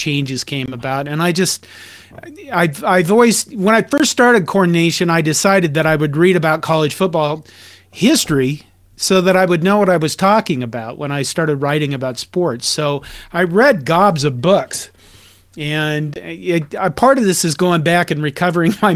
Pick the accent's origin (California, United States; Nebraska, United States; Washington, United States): Nebraska, United States; Curtis; in Nebraska, my hometown of Curtis